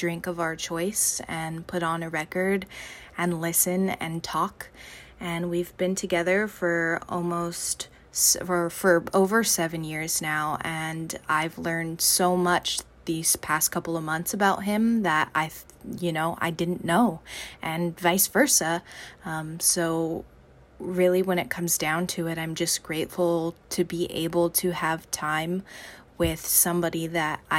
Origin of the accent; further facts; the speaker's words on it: Los Angeles, California, United States; I am from Los Angeles, California